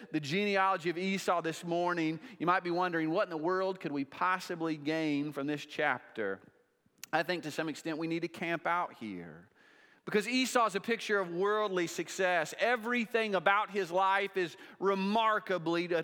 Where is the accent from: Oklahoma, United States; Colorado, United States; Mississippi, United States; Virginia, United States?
Oklahoma, United States; now in Lenexa, United States; I'm from Oklahoma